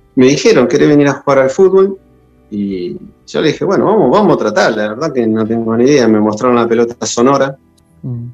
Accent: González Catán, Buenos Aires Province, Argentina; yo soy de acá de Catán de la Matanza

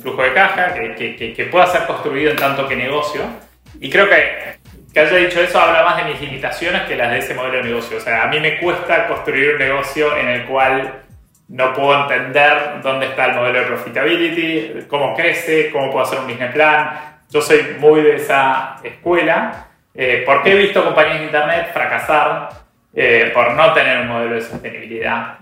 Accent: Argentina; los argentinos

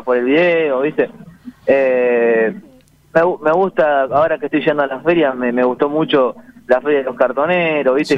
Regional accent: San Justo, Buenos Aires Province, Argentina; Yo soy de San Justo y, de La Matanza

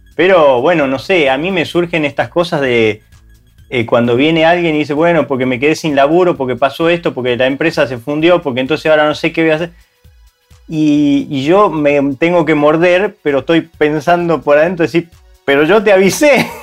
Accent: Argentina; moved away; En países como Argentina, donde nosotros por ahí somos originarios

